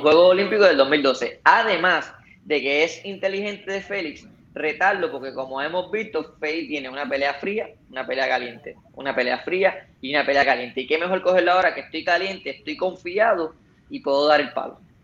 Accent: Puerto Rico; como boxeador puertorriqueño

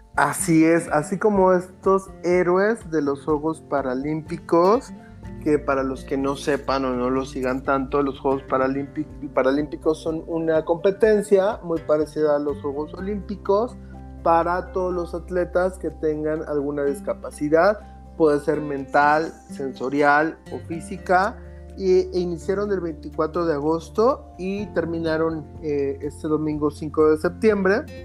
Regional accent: Mexico; yo de niño siempre las veía en México

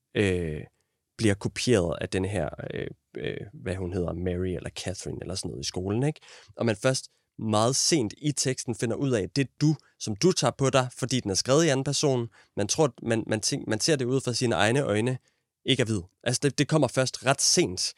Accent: Denmark; vi er nogle blege danskere

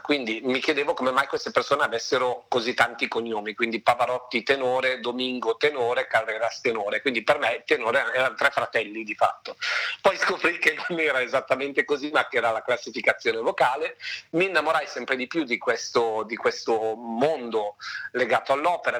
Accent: Lake Maggiore, province of Novara, Piedmont, Italy; now in Milan, Italy; io sono nato in realtà sul Lago Maggiore in provincia di Novara e mi sono poi trasferito definitivamente a Milano oramai da una decina d'anni

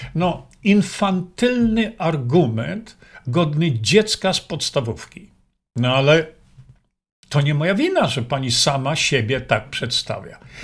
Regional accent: Poland; moved away as an adult; also born or lived in Australia; Wychowałem się w Polsce

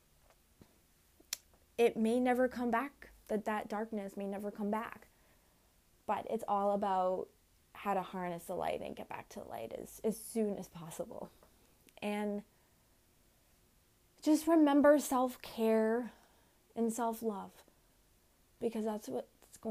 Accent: Winthrop, United States; my hometown's small business store called The Hive in Winthrop

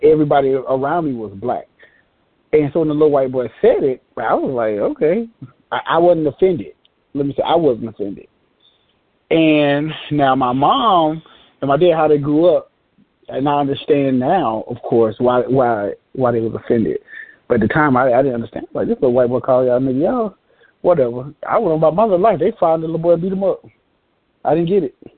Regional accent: Atlanta, Georgia, United States; I'm from Atlanta, of course, and I'm from the you know what they call the hood

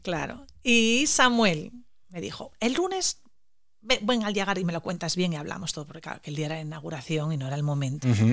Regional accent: Asturias, Spain; vengo desde Asturias, una pequeña región del norte de España. Somos celtas

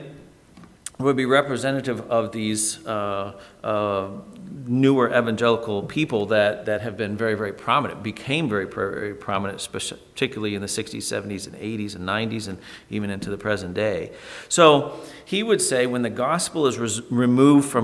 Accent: Toledo, Ohio, United States; growing up in Toledo, Ohio

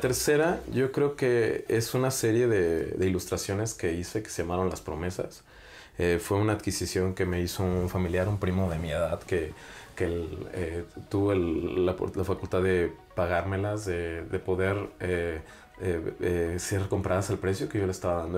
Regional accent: Celaya, Guanajuato, Mexico; soy más celayense

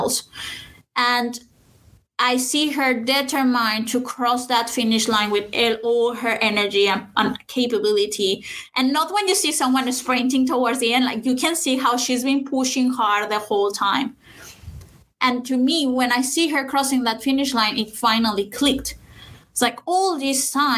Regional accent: Saltillo, Coahuila, Mexico; my hometown in Saltillo, which is in Mexico.

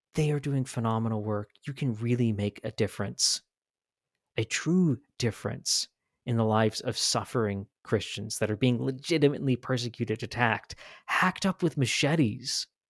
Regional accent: Washington, United States; now in Idaho, United States; I grew up in Washington State.

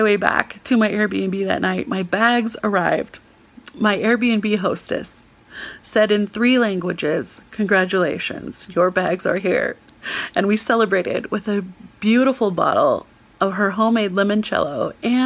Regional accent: United States; I'm an American.

